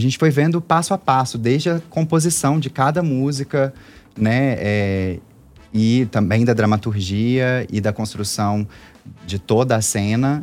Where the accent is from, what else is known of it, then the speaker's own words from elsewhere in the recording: Belo Horizonte, Minas Gerais, Brazil; Eu sou daqui de Belo Horizonte mesmo